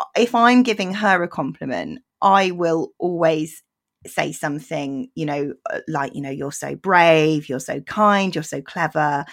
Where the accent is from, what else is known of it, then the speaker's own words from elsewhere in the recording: Bristol, South West England, United Kingdom; I grew up in Bristol